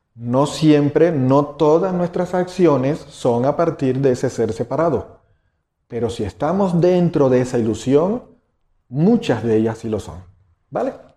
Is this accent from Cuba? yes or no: yes; Cuba; moved away as an adult; now in Mexico; El, acento que quizás escuchen es que eh, no nací en México nací en Cuba, llevo 17 años en México, naturalizado, soy mexicano.